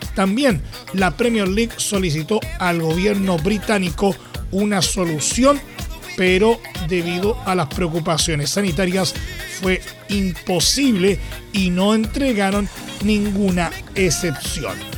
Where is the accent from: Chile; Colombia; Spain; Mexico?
Chile